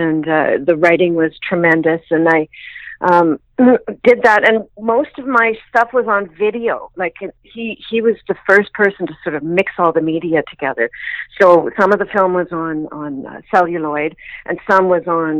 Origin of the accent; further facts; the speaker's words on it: Kamloops, British Columbia, Canada; also born or lived in England; now in Vancouver, Canada; I was born in Kamloops